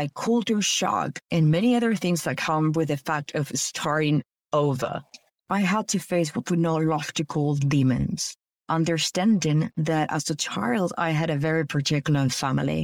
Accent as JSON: {"language": "English", "town": "Caracas", "region": "Capital District", "country": "Venezuela", "tie": "born or raised there", "moved": "as an adult", "lives_now": "United States", "said": "I was born in Caracas, Venezuela"}